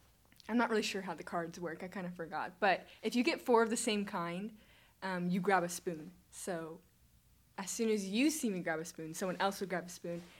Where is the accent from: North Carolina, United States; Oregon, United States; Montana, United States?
Oregon, United States; Eugene; moved away; Eugene. I was from the Eugene area.